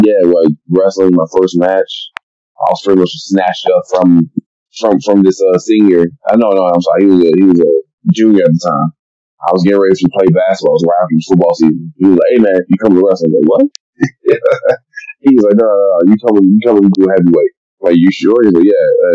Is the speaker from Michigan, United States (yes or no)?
yes; Detroit, Michigan, United States; growing up in Eastside Detroit and going to Gross Point North